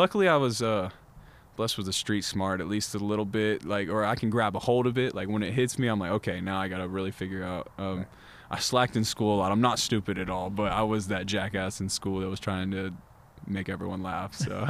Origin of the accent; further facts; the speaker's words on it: the South, United States; I was raised in the South, so I really love fried chicken.